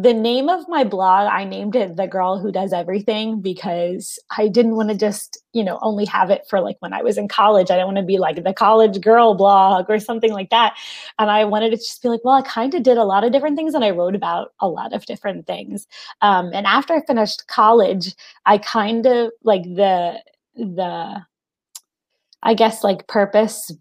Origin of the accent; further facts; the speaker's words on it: Philadelphia, Pennsylvania, United States; I grew up in the Philadelphia area in the Northeast